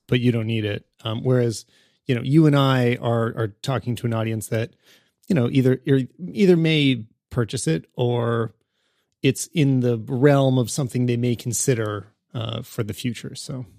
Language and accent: English; Canada; as a Canadian